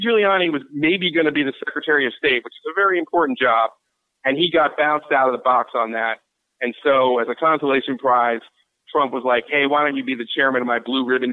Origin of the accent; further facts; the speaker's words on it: Philadelphia, Pennsylvania, United States; I was raised in Philadelphia